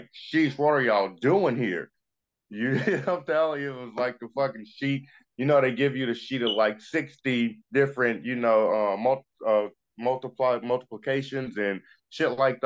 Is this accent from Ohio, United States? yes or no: yes; Dayton, Ohio, United States; also born or lived in Hialeah, Florida; I grew up in Dayton, in Ohio.